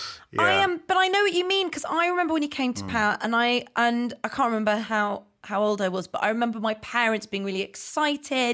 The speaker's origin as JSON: {"language": "English", "area": "Somerset", "region": "South West England", "country": "United Kingdom", "said": "I'm from Somerset"}